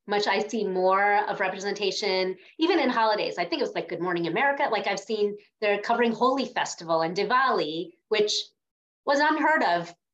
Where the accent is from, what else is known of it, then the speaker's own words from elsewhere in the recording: Northeast, United States; where I grew up in the Northeast, I'm going to guess it's different in Florida, but in the Northeast, uh, we were told in our Indian community